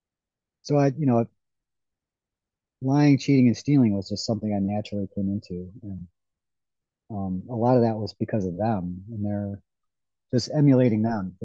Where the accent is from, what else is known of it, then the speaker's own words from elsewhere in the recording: Ohio, United States; I grew up in Ohio, up on the coast of Lake Erie